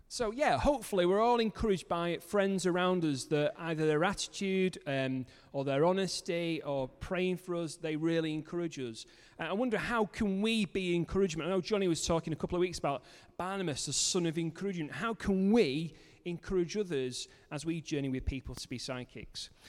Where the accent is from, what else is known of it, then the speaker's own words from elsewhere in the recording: Manchester, North West England, United Kingdom; moved away as an adult; also born or lived in Cumbria; now in Kendal, United Kingdom; I'm originally from Manchester